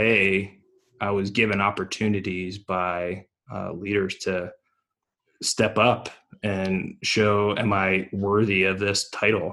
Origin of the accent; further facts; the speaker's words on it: Philadelphia, Pennsylvania, United States; now in Germany; I grew up in Philadelphia